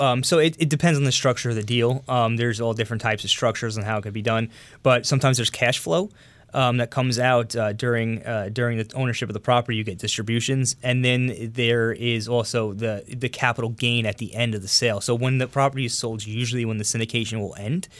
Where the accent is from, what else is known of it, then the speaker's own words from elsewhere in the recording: Long Island, New York, United States; also born or lived in Astoria, Queens; I was born and raised on Long Island in New York.